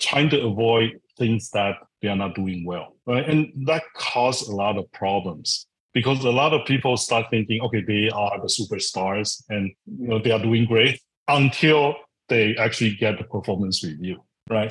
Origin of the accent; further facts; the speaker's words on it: Taiwan; moved away as an adult; also born or lived in Silicon Valley, United States; I, I come from Taiwan, I grew up in Taiwan.